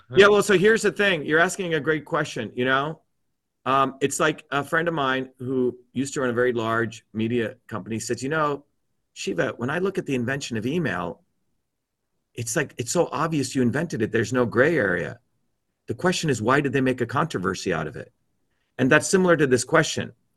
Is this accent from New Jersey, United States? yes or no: yes; New Jersey, United States; the working class people I grew up in New Jersey who were immigrants